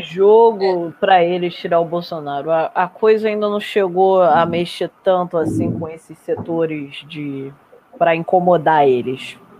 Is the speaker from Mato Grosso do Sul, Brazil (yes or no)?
no; Rio de Janeiro, Brazil; sou carioca da Gema Raiz